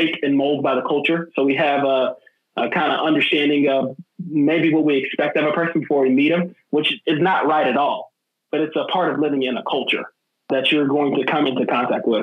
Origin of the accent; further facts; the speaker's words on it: Georgia, United States; growing up in Georgia in the South